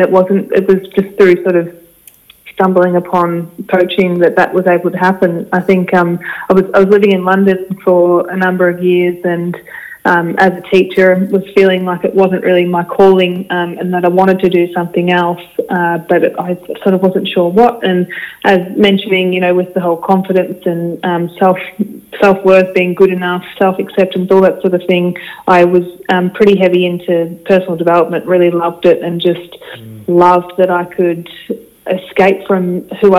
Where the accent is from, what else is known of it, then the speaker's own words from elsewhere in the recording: Ararat, Victoria, Australia; I grew up in Ararat.